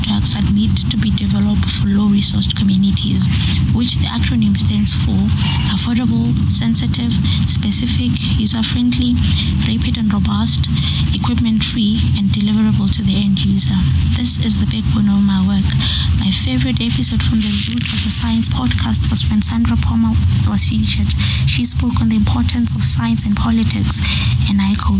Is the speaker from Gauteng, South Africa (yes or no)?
yes; Pretoria, Gauteng, South Africa; I'm from Pretoria in South Africa